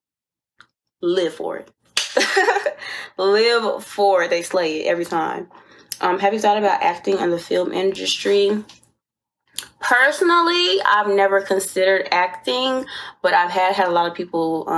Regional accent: Riverdale, Georgia, United States; I'm from Riverdale, Georgia

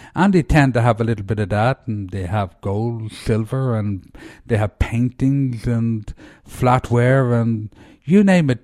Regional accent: Ireland; now in Asheville, United States; I'm, I'm from Ireland

